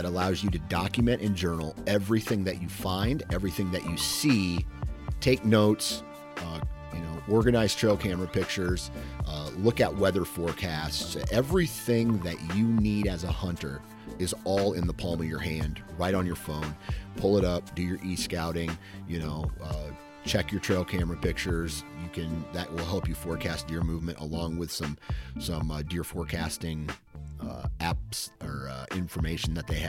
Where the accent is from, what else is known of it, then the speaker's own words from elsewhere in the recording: Midwest, United States; I'm from the Midwest